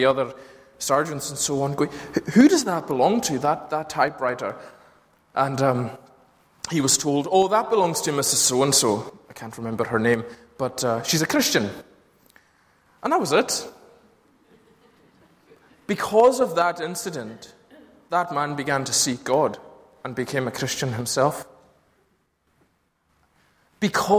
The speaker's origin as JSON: {"language": "English", "area": "Lewis", "region": "Scotland", "country": "United Kingdom", "tie": "born or raised there", "said": "growing up in Lewis, which wasn't as plagued by streetlights as Glasgow and its suburbs are."}